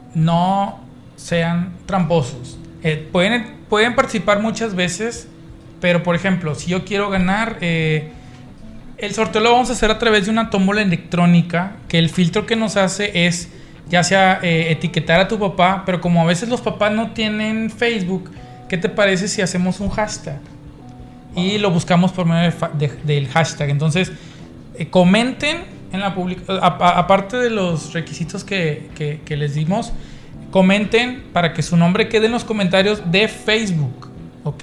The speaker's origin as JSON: {"language": "Spanish", "region": "Nuevo León", "country": "Mexico", "said": "la gente que nos ve en otros lados de Nuevo León, no comemos cabrito"}